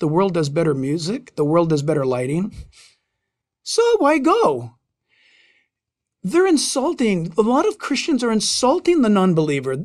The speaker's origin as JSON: {"language": "English", "region": "Southern California", "country": "United States", "tie": "born or raised there", "said": "growing up in Southern California"}